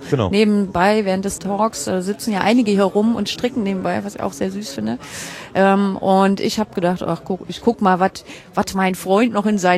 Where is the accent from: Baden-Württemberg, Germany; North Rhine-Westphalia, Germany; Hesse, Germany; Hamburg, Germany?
Hamburg, Germany; Und da haben wir auch ein bisschen den Vorteil als Hamburger